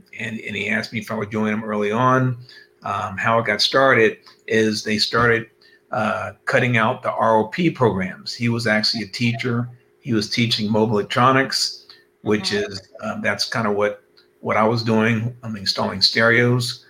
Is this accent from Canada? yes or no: no; Cincinnati, Ohio, United States; now in California, United States; I'm originally from Cincinnati, Ohio. And I claim that, although I've been out in California for over 20 years, Cincinnati, Ohio, Buckeyes